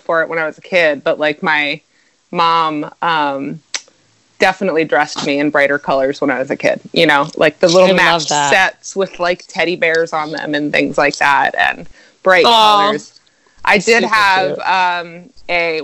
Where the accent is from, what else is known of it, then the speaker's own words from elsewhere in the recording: Maryland, United States; moved away; where I was from, too, in Maryland